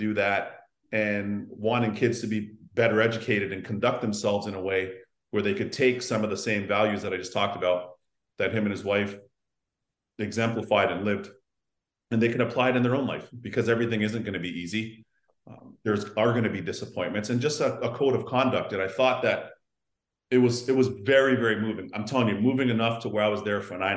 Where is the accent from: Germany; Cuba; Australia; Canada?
Canada; Toronto, Ontario; we grew up on the Canadian Tire cash.